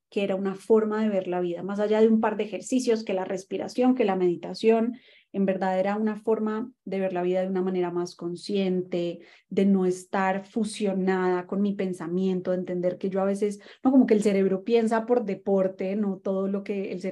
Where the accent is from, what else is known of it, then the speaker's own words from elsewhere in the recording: Colombia; also born or lived in Mexico; yo en ese momento vivía en México porque ahí estudié mi carrera, soy colombiana, pero bueno, he estado un poquito como all over the place y eh, me mudé a Argentina